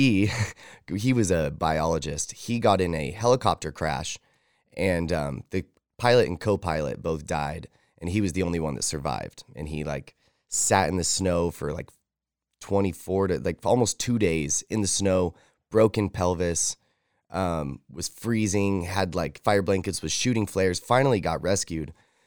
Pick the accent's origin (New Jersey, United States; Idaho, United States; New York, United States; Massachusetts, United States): Idaho, United States; Idaho Falls; also born or lived in Fort Stewart, Georgia; I was born in Fort Stewart, Georgia. My dad was in the military, and my mom and him were very young. They were teenagers. But they were both from Idaho Falls. So they moved back to Idaho Falls, where family was, after I was born.